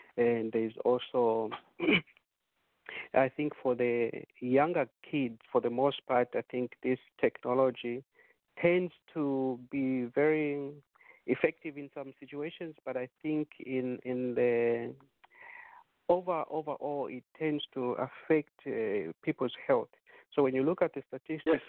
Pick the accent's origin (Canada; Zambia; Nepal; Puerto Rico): Zambia; moved away; we were growing up in Zambia